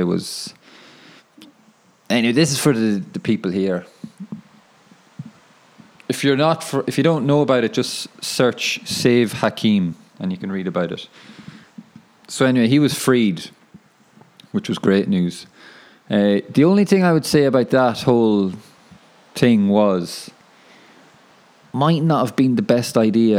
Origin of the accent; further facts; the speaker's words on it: Ireland; now in Wellington, New Zealand; I'm from Ireland.